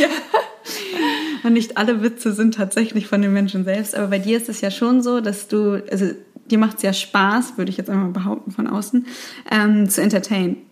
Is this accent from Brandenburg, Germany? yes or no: no; Hamburg, Germany; Ich bin ja hier in Hamburg geboren und aufgewachsen